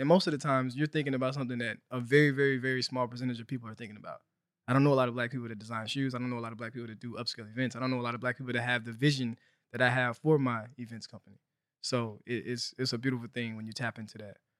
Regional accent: Helena, Arkansas, United States; moved away as an adult; also born or lived in Fayetteville, Arkansas; now in Los Angeles, United States; I'm from Helena. I'm from Arkansas. So I grew up, you know, very poor, underrepresented area.

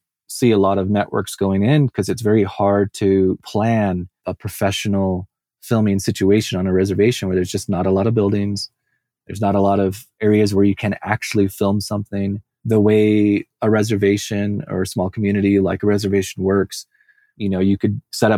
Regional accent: Southern California, United States; I came from Southern California.

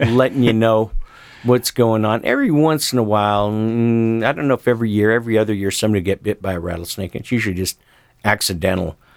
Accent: Sisters, Oregon, United States; my hometown of Sisters, Oregon

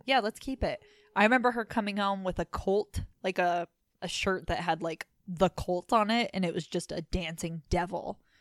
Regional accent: Layton, Utah, United States; I was born in Layton

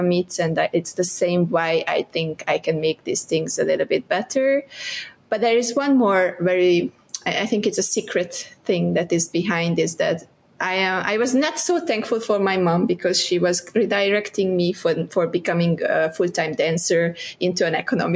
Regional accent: southeast Hungary, Hungary; moved away as an adult; now in Malaysia; I'm from Hungary, Budapest was the capital, but I'm from southeast of Hungary

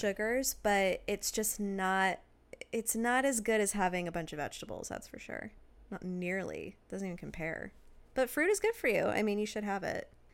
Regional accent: Washington, United States; we grew up in Washington

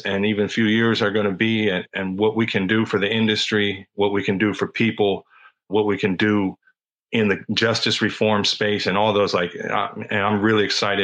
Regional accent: California, United States; I grew up in California in the 90s.

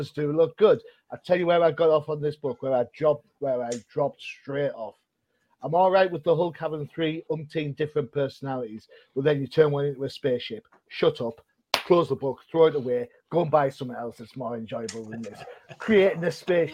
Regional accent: United Kingdom; I'm British.

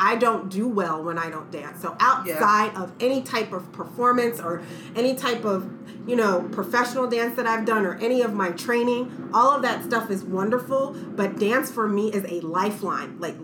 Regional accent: Chester, Pennsylvania, United States; moved away as an adult; also born or lived in New York; I'm from the Philadelphia area originally, from Chester, Pennsylvania

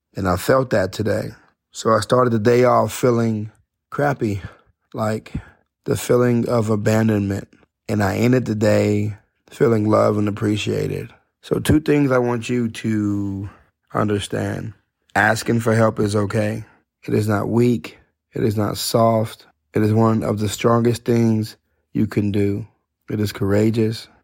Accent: Odessa, Texas, United States; Never been out of Odessa

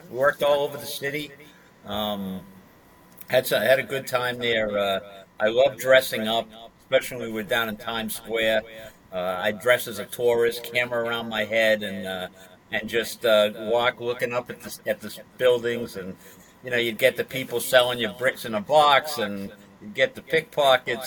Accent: Massachusetts, United States; moved away as an adult; also born or lived in Flushing, Queens, New York

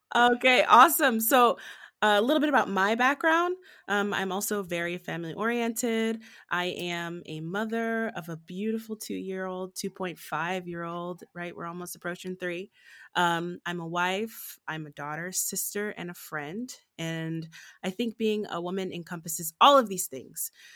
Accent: Southfield, Michigan, United States; I was born and raised in Southfield, Michigan, right outside of Detroit

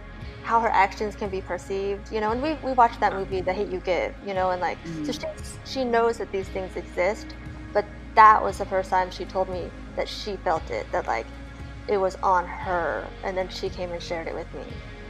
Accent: Nebraska, United States; moved away as an adult; now in Las Vegas, United States; I am a Korean adoptee. So I grew up in the Midwest with a completely white family, a German, Swedish, just all European mix. I lived in Nebraska for most of my life until I joined the Navy.

